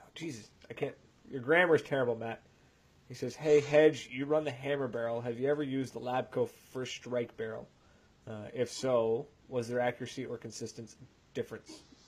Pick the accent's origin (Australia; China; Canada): Canada; the Maritimes; we're from the Maritimes